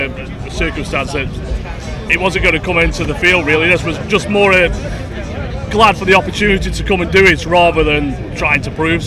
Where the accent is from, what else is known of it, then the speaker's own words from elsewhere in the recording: Stoke-on-Trent, West Midlands, United Kingdom; we're only from Stoke.